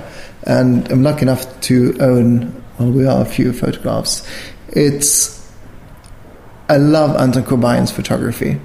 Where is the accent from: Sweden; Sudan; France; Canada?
Sweden